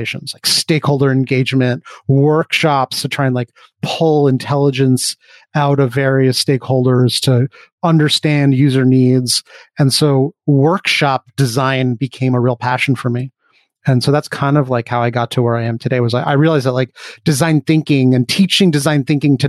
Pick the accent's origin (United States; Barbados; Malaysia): United States; New York City, New York; I grew up on the Upper West Side of Manhattan